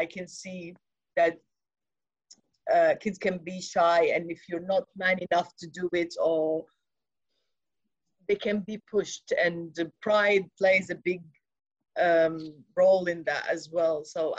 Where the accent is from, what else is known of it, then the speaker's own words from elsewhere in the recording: England, United Kingdom; I grew up in England as well